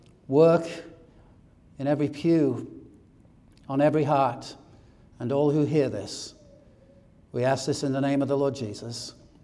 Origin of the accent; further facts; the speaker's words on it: England, United Kingdom; As you may know, I grew up in England